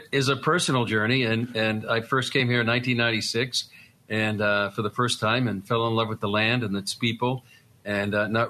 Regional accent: Lynn, Massachusetts, United States; accent: Boston; moved away as an adult; now in Israel; I'm from the Boston area, for those who are from that area as well. Actually, a place called Lynn, Massachusetts.

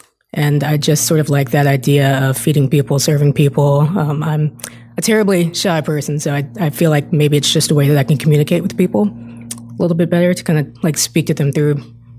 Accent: Chesterfield, Virginia, United States; moved away as an adult; also born or lived in Charlotte, North Carolina; I grew up in Chesterfield. That's where I live now.

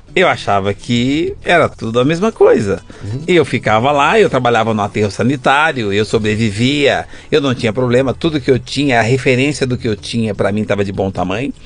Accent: São Paulo, Brazil; also born or lived in Campos Altos, Minas Gerais; Eu sou caipira de Campos Alto. Eu vim para São Paulo com quatro anos. Sou é, mineiro

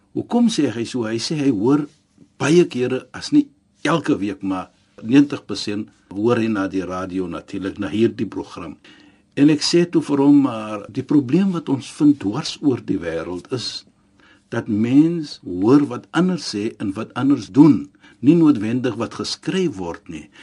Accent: South Africa; ons as Suid-Afrikaners

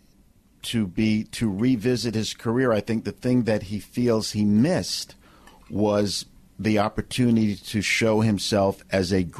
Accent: New York City, New York, United States; I was born in Brooklyn

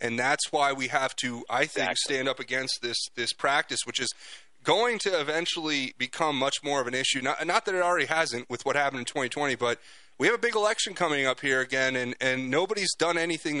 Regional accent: South Florida, United States; moved away; also born or lived in California; I grew up in South Florida

